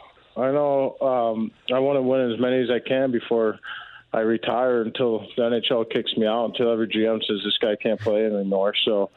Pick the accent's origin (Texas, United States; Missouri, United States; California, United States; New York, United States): Missouri, United States; Oakville; my hometown in Oakville.